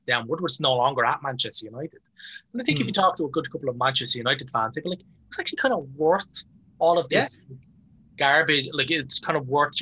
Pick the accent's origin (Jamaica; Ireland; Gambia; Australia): Ireland; as Irish people